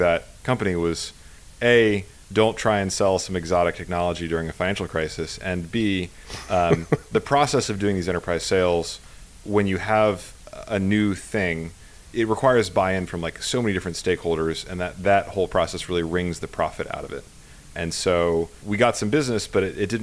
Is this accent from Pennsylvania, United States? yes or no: yes; Pennsylvania, United States; moved away as an adult; now in Bay Area, United States; I grew up in Pennsylvania, of all places.